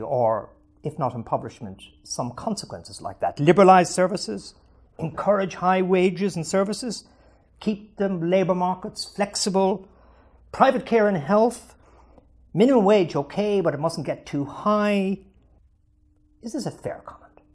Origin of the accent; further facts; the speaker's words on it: Ireland; I'm from Ireland